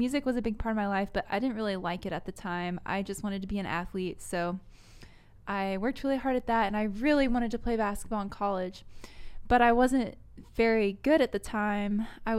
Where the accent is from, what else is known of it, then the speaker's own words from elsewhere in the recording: New York, United States; Oh, yeah. Yeah, I'm a New Yorker. Can't you tell from my accent? Can't you tell?